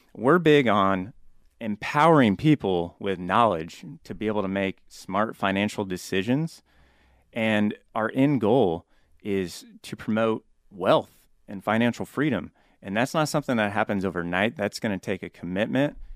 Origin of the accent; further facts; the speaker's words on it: Topeka, Kansas, United States; moved away as an adult; also born or lived in Concordia, Kansas / Wayne, Nebraska; now in Omaha, United States; Born and raised in Topeka, Kansas